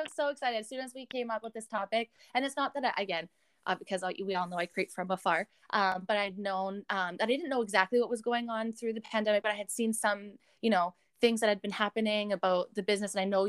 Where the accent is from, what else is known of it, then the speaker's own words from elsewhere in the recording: Canada; I would rather just get back to being Canadian and doing these things